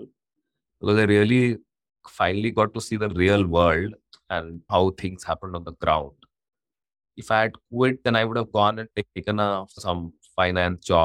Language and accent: English; Ranchi, Jharkhand, India; moved away; I come from a very small town. I come from Ranchi